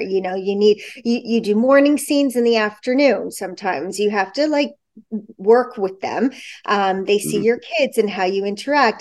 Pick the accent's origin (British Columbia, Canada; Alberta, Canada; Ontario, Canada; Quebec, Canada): Ontario, Canada; Toronto; also born or lived in Montreal; I was born in Montreal. I lived there till I was nine, and then we moved to Toronto, and I was always in Toronto